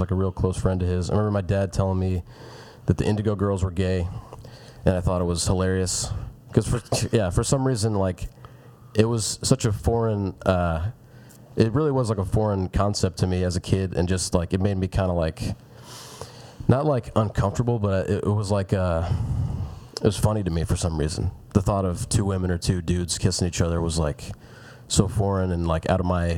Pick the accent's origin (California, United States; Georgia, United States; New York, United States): Georgia, United States; Lawrenceville, Gwinnett County; now in Atlanta, United States; I grew up in Lowburn, which is like Gwinnett County. It's like 30 minutes from here